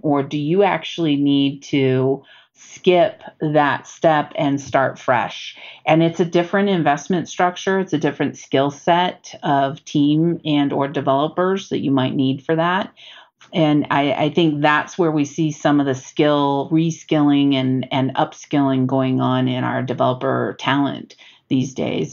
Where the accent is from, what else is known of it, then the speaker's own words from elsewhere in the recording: Bay Area, California, United States; moved away; I come from the Bay Area